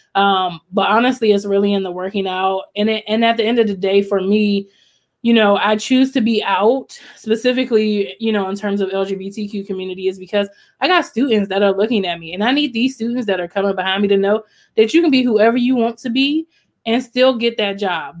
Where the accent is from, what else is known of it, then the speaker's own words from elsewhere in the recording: College Park, Maryland, United States; moved away as an adult; I grew up in College Park, Maryland